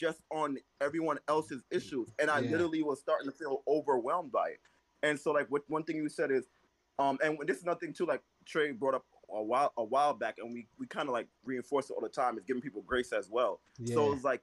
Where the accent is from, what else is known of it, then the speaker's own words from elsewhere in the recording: Jamaica; I'm Jamaican